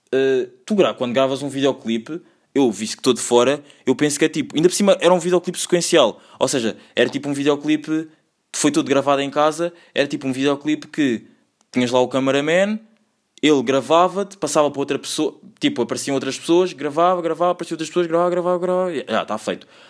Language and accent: Portuguese; Lisbon, Portugal; accent: Portuguese; also born or lived in Angola